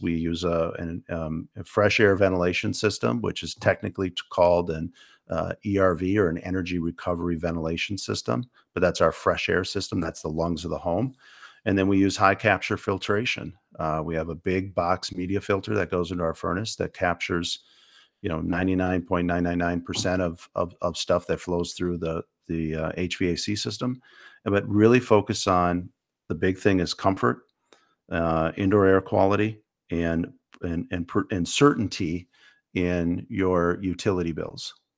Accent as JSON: {"language": "English", "town": "Menasha", "region": "Wisconsin", "country": "United States", "tie": "born or raised there", "also_born_or_lived": "Stevens Point, Wisconsin", "said": "I grew up in, in the Fox Cities, actually, uh, Neena Menashe area. I went to Menashe High School"}